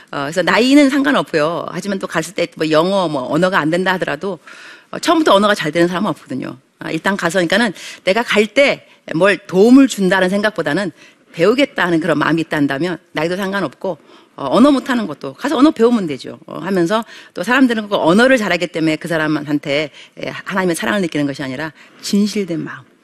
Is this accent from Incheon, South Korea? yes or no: yes; Bupyeong, Incheon, South Korea; 안녕하세요. 인천 부평에서 온